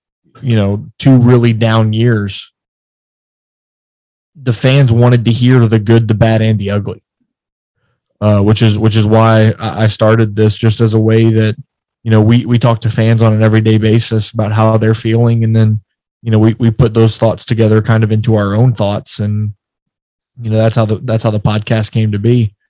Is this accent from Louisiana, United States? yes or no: yes; Lafayette, Louisiana, United States; So, I'm 24 years old. I'm originally from Lafayette, Louisiana. Lived here my entire life.